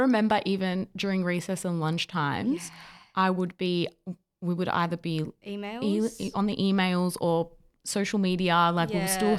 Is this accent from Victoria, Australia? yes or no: yes; Victoria, Australia; we're from Victoria, by the way. So we had the full-on lockdowns.